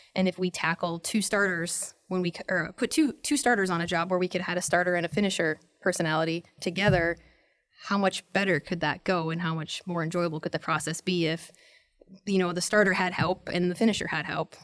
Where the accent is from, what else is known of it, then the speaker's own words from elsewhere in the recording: North Dakota, United States; moved away as an adult; also born or lived in San Diego; I was born in North Dakota